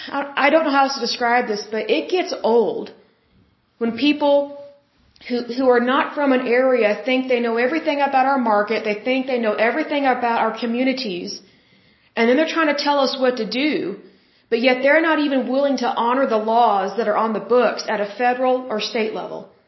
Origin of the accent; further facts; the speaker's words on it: Oklahoma, United States; I'm from Oklahoma and we're close to the border